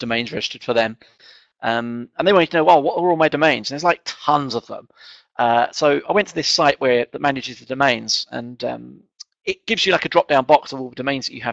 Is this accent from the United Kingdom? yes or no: yes; England, United Kingdom; being English and kind of not quite middle class